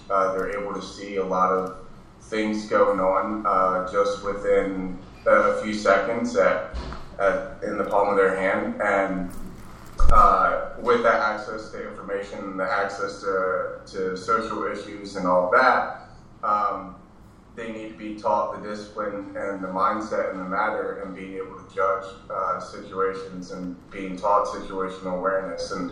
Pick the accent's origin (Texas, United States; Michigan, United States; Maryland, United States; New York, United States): Maryland, United States; moved away as an adult; now in Southern California, United States; because I'm from Maryland